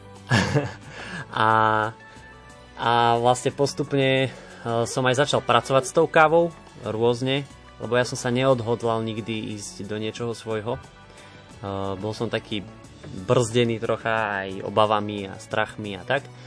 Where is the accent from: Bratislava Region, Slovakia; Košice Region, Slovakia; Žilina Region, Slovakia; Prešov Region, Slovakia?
Žilina Region, Slovakia; Hvozdnica; moved away as an adult; now in Žilina, Slovakia; Ja pochádzam z Hvozdnice, to je medzi Bytčov a Považskou Bystricou